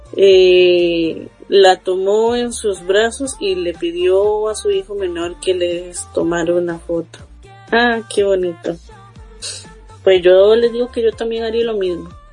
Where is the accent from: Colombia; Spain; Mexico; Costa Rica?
Costa Rica; aquí en mi país, en Costa Rica